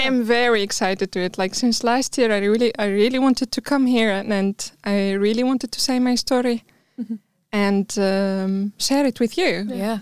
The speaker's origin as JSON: {"language": "English", "town": "Tunis", "region": "Tunis Governorate", "country": "Tunisia", "also_born_or_lived": "Bizerte", "said": "I'm from Tunisia, mm. Tunis"}